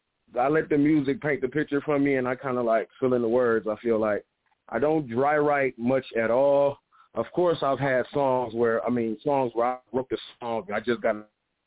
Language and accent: English; Detroit, Michigan, United States; I'm from Detroit, so you know … is in my top five.